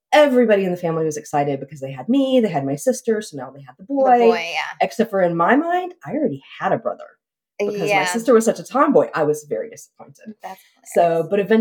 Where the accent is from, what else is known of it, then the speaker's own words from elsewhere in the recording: Southeast Oklahoma, United States; moved away as an adult; now in Keller, United States; My husband and I grew up in Southeast Oklahoma, a little bitty town of like 5,000 people.